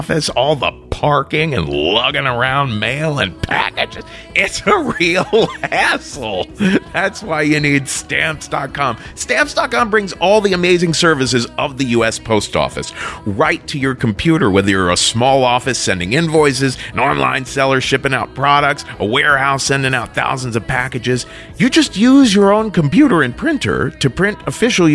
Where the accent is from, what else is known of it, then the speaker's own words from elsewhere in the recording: Cincinnati, Ohio, United States; my hometown, Cincinnati, Ohio